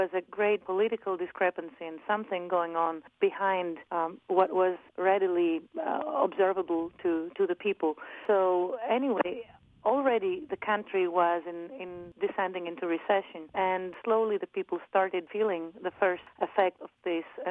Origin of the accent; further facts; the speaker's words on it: Athens, Attica, Greece; also born or lived in Amsterdam, Netherlands; I'm 29 years old and I come from Athens, Greece.